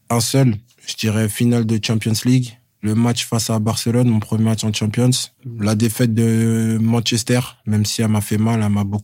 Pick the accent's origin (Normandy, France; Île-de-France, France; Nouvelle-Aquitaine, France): Île-de-France, France; Paris; j'ai grandi ici. J'ai fait toutes mes classes et voilà, pour moi, c'est limite normal de gravir les échelons euh, en tant que Parisien